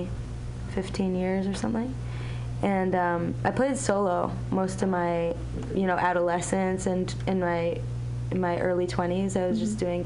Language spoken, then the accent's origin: English; Milwaukee, Wisconsin, United States; also born or lived in Israel / New York; now in San Francisco, United States; I grew up in Milwaukee